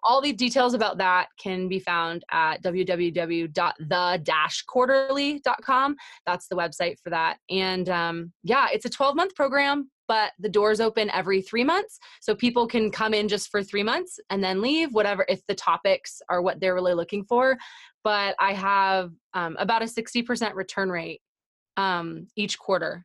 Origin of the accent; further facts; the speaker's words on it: Canada; I'm Canadian